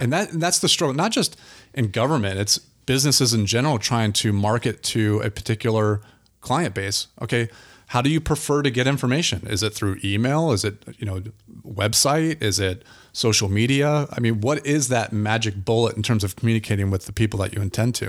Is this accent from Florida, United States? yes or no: yes; Altamonte Springs, Florida, United States; now in Apopka, United States; I grew up in Altamont Springs